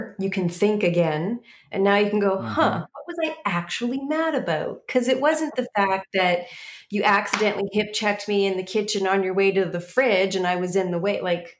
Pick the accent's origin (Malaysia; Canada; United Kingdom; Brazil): Canada; it will pull up the website, which is bearslate.ca, because we're Canadian.